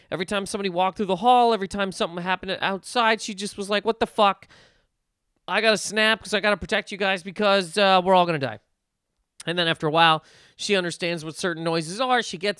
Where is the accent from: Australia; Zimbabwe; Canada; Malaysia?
Canada; now in United States; Okay, so basically, okay, so I'm Canadian, right? I live in America. Great. So because of that, I have a bank account in America. I got a bank account in Canada.